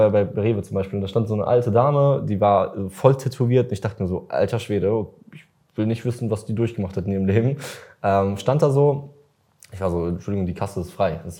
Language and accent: German; Russia; okay, ich bin Russe, alle erwarten von mir, dass ich trinke, ich bin jetzt 16 scheiß drauf.